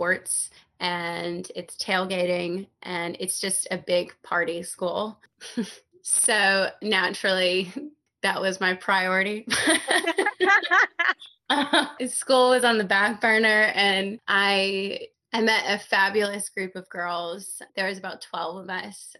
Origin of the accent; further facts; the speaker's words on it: Mobile, Alabama, United States; moved away as an adult; also born or lived in Oxford, Mississippi; now in Brooklyn, United States; I grew up in a town called Mobile, Alabama